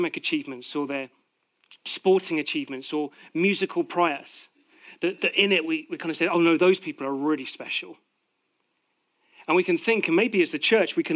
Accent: United Kingdom; Part of being British is that we live with a sense of false humility

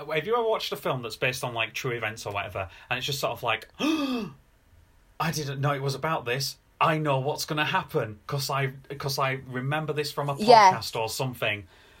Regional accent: Bradford, Yorkshire and the Humber, United Kingdom; I grew up in Bradford

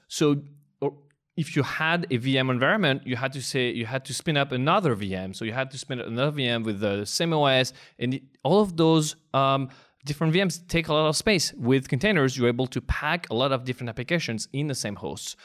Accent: France; English is a second language; moved away as an adult; now in United States; I am indeed from France

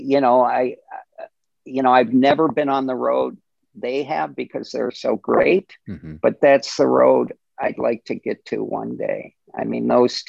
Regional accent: Minnesota, United States; we're from Minnesota

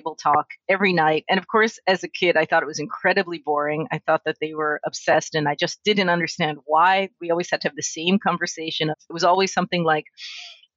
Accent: New York, United States; I am a native New Yorker who is also one of those rare academics who managed to find a job in her hometown.

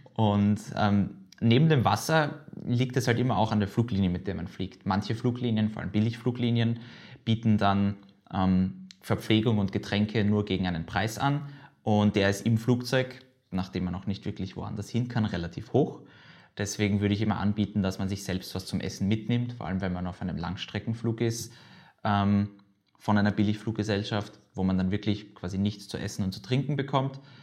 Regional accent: Vienna, Austria; ich bin jetzt 20 Jahre alt, äh, geboren in Wien

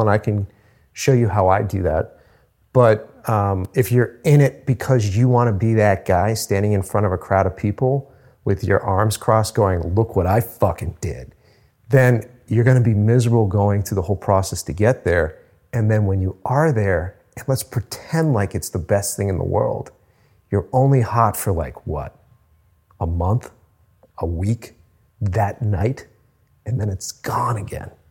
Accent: Cape Cod, Massachusetts, United States; moved away as an adult; now in Boston, United States; At the time, I was living on Cape Cod

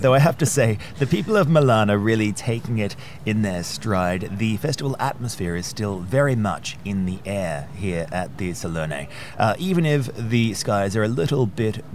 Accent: Australia; now in United Kingdom; You and I, of course, are based in the United Kingdom. I'm originally from Australia

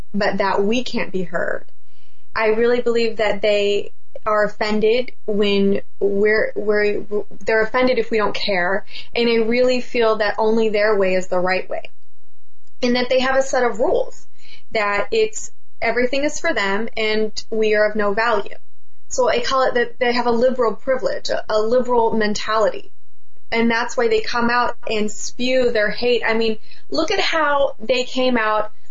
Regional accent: Orange County, California, United States; I'm from Orange County. We're very clean over here.

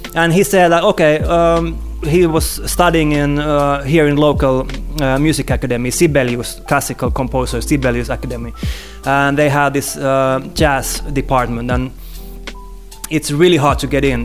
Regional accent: Helsinki, Uusimaa, Finland; here in, in my hometown.

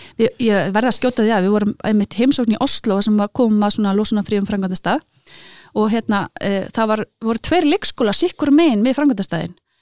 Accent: Iceland; ég er altnesingur

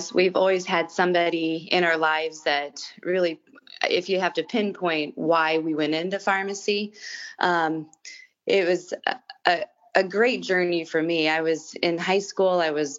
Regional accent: Ottawa, Iowa, United States; moved away; also born or lived in Ashland, Nebraska; I grew up in Ottawa, Iowa.

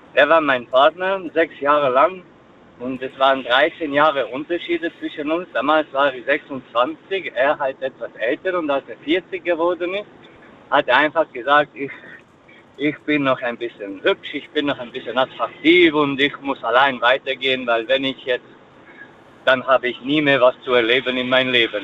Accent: Hungary; moved away as an adult; now in Elzach, Germany; Habe für ihn mein Heimatland verlassen, kam vor Ungarn hierher

